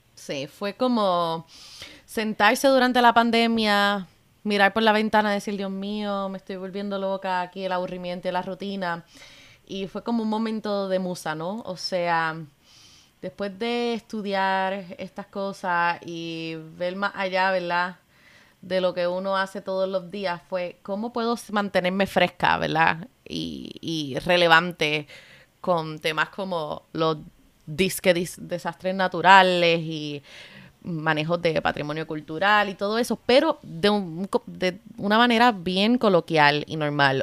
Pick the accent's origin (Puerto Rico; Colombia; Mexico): Puerto Rico; Cabo Rojo; moved away; also born or lived in London; Yo soy puertorriqueña